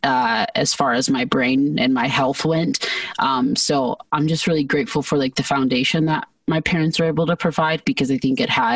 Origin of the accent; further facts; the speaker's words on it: Georgia, United States; moved away as an adult; also born or lived in California; now in Arizona, United States; when I was about one, we all moved to Georgia. So I spent most of my childhood in Georgia